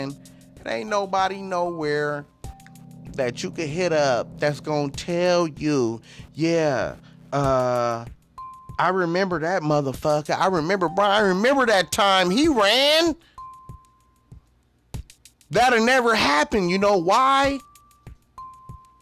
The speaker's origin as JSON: {"language": "English", "town": "Compton", "region": "California", "country": "United States", "tie": "born or raised there", "also_born_or_lived": "Long Beach, California", "said": "growing up in Compton and on the north side of Long Beach"}